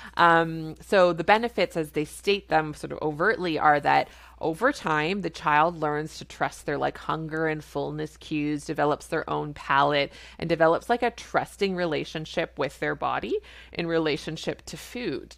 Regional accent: Canada; I'm a Canadian family physician

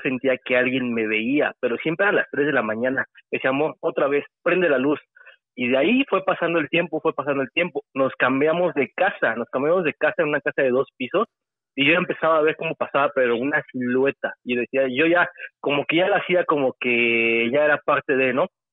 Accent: State of Mexico, Mexico; Soy del Estado de México

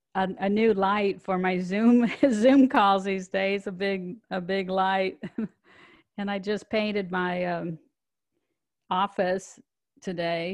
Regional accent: Omaha, Nebraska, United States; moved away; I grew up in Omaha, Nebraska

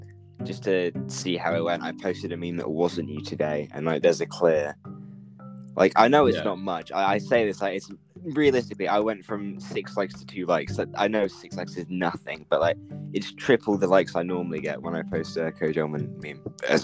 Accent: Norwich, East of England, United Kingdom

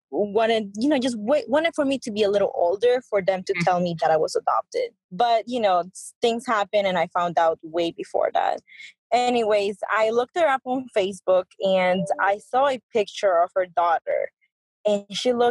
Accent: Peru; moved away; I was born in Peru.

